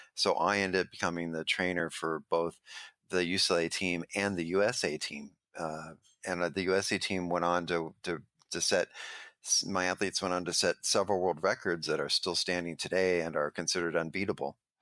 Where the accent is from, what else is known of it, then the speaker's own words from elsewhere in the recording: Los Angeles, California, United States; I grew up in Venice Beach